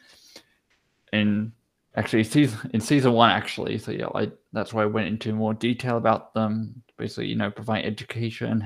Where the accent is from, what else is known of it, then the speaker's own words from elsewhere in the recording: Australia; now in Basel, Switzerland; I'm Australian